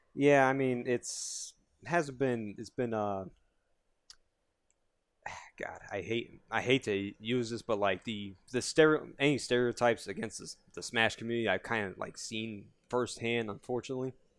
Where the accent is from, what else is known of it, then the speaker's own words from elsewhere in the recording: Yonkers, New York, United States; I'm from Yonkers